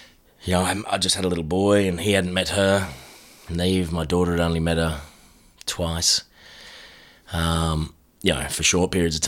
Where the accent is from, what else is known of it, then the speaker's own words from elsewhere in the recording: Noosaville, Queensland, Australia; In Noosaville.